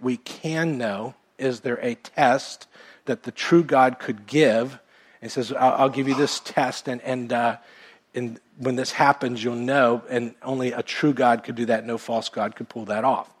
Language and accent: English; United States; I was born in America and went to a Baptist church growing up